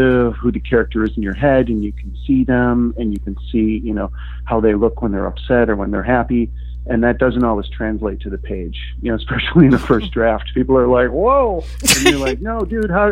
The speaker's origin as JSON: {"language": "English", "town": "Milwaukee", "region": "Wisconsin", "country": "United States", "also_born_or_lived": "Chicago", "moved": "as an adult", "said": "I'm originally from Milwaukee, but uh, I moved to Chicago um, shortly after graduating from college"}